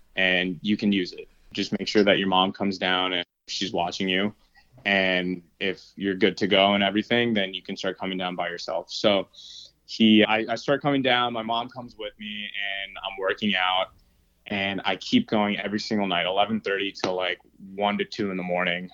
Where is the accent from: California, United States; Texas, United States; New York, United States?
New York, United States; New York City; moved away as an adult; also born or lived in Massachusetts; now in Los Angeles, United States; I grew up in New York City, actually.